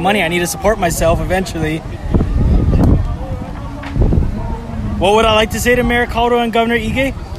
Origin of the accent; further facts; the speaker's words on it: Ewa Beach, Hawaii, United States; I'm from Eva Beach.